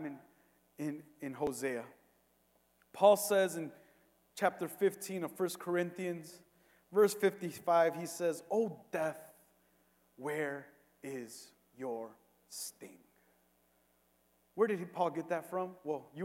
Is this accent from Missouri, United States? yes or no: no; Cicero, Illinois, United States; I grew up in Cicero my entire life